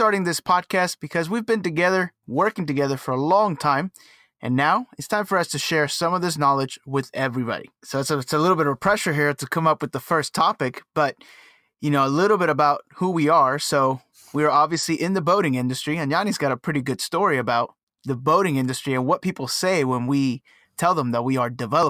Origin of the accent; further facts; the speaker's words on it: Cuba; now in United States; I was born in Cuba. So very different world.